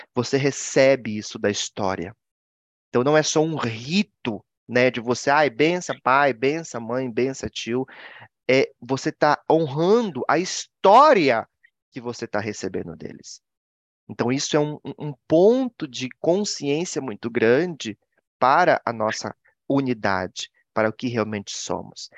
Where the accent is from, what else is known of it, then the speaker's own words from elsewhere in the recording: Marajó, Pará, Brazil; moved away; also born or lived in Belém, Pará; Eu sou marajoara. Né, que nasceu realmente ali no Marajó. E claro, depois eu me mudei para Belém